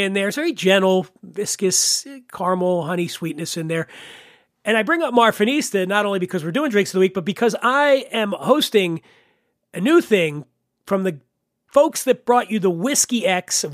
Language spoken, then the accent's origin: English; Pennsylvania, United States; my home state of Pennsylvania